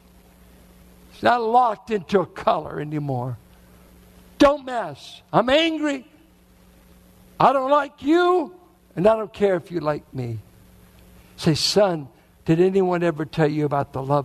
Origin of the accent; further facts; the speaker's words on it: Richmond, Virginia, United States; as a boy growing up in Richmond, I grew up mainly with whites and blacks in Richmond in the 40s and 50s